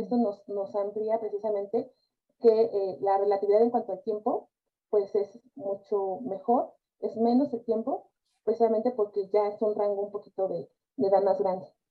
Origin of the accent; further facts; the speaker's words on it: Mexico; nosotros somos padres mexicanos